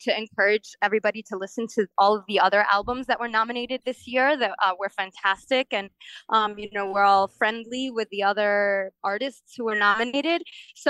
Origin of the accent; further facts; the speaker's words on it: Kansas City, Kansas, United States; moved away as an adult; also born or lived in Philadelphia; I grew up in Kansas City speaking Spanish at home, in English at school